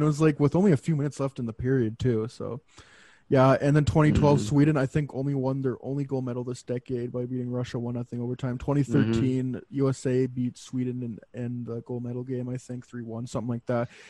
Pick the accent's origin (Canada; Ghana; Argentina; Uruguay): Canada; being a Canadian